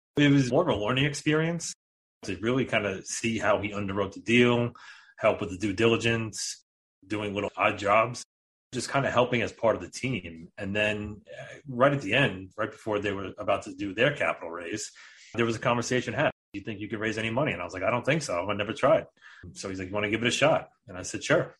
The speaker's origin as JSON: {"language": "English", "region": "New York", "country": "United States", "said": "We are both from New York"}